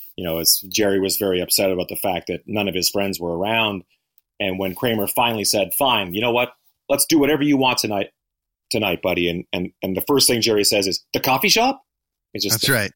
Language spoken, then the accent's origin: English; Canada; now in United States; both being Canadian, living in the U.S.